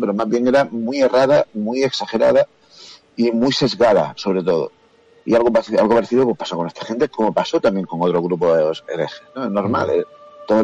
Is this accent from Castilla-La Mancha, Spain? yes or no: no; Andalusia, Spain; yo soy andaluz